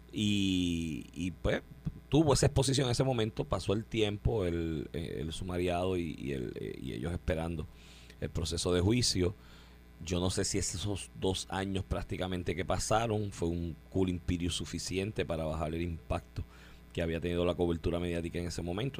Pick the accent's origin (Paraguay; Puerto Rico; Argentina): Puerto Rico; Comerío; de mi pueblo había uno, de comerío